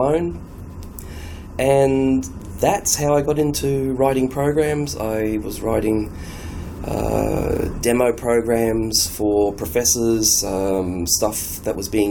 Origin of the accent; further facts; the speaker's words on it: Sydney, New South Wales, Australia; I'm from Sydney, Australia.